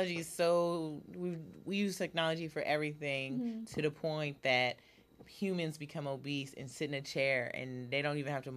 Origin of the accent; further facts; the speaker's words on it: Oakland, California, United States; also born or lived in Alabama / Connecticut; I am from Oakland. Born and raised.